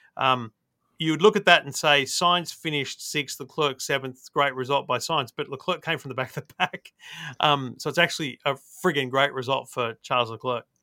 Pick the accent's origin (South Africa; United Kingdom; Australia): Australia; as an Aussie